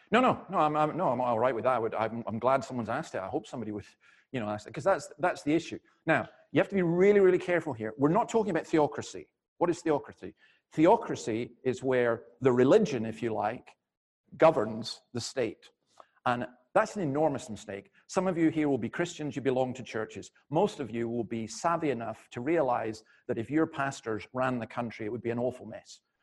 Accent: Scotland, United Kingdom; I'm not from around here. I'm from Scotland.

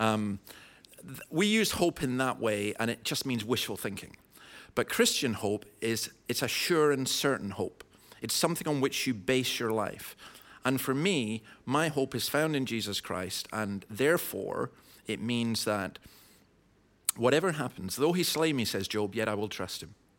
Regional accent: Scotland, United Kingdom; I'm a Scottish Calvinist

